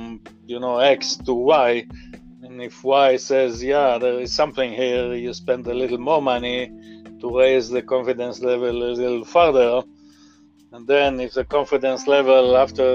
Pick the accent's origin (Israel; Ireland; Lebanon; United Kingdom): Israel; moved away as an adult; now in United States; so you can hear from my accent, I didn't grow up in this country, I grew up in Israel